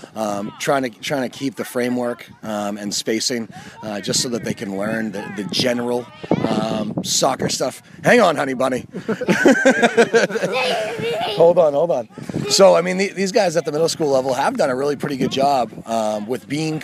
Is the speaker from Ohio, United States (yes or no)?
no; Gorham, Maine, United States; I grew up in Gorham